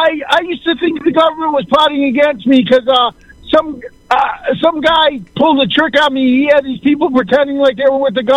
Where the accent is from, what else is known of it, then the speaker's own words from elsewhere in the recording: Cleveland, Ohio, United States; I'm from Cleveland, Ohio.